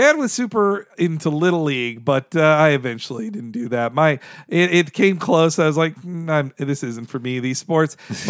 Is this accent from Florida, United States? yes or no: yes; Jacksonville, Florida, United States; moved away; I grew up in Jacksonville. Jacksonville Jaguars like began when I lived there